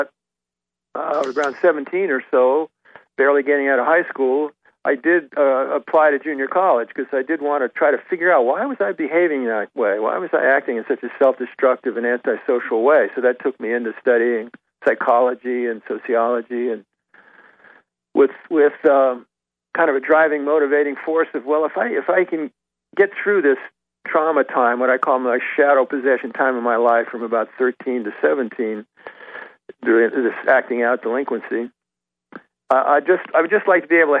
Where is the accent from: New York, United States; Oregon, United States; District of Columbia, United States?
District of Columbia, United States; Washington; growing up in Washington, D.C.